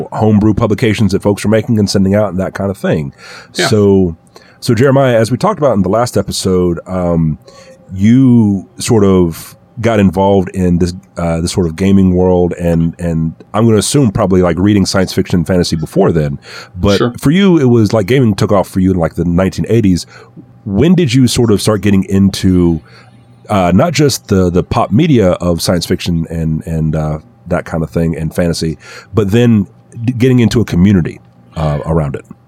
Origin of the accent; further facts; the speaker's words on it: the South, United States; growing up in the South